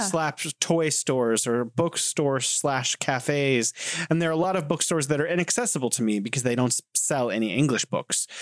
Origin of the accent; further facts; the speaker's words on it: United States; I grew up in America and watching American movies